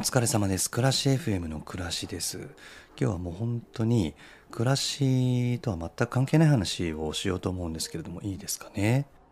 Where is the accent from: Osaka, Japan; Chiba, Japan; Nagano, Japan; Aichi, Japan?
Nagano, Japan; moved away; 僕地元が長野なんでね、まあ、僕が子供の頃は長野もすごい雪降ってたんですよ